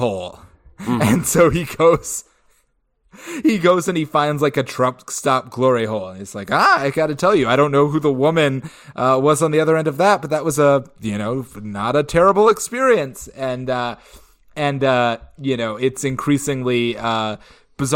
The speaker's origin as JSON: {"language": "English", "region": "Georgia", "country": "United States", "tie": "born or raised there", "moved": "yes", "said": "my hometown"}